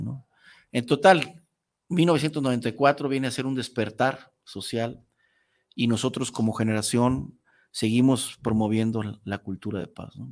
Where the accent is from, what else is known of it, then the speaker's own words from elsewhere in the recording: Zapopan, Jalisco, Mexico; yo soy originario de Zapopan, Jalisco